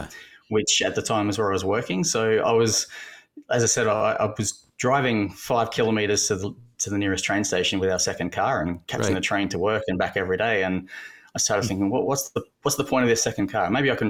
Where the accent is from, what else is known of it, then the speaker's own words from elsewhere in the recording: Brisbane, Queensland, Australia; I'm from Brisbane in Australia.